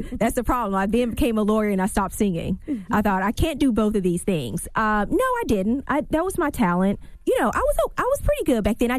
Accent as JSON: {"language": "English", "region": "Louisiana", "country": "United States", "said": "My parents didn't graduate from college. So we didn't know anybody. And I'm from Louisiana."}